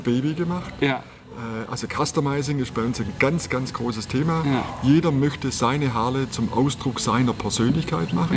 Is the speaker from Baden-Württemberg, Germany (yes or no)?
yes; Southern Black Forest, Baden-Württemberg, Germany; now in Bavaria, Germany; ich komme aus dem Südschwarzwald